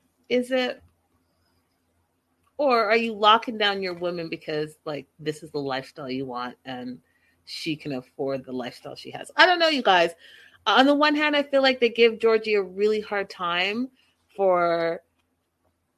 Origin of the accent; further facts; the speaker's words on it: Canada; I'm Canadian